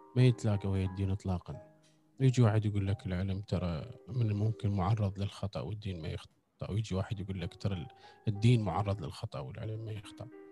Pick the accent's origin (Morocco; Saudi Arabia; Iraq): Iraq; احنا المفروض كعراقيين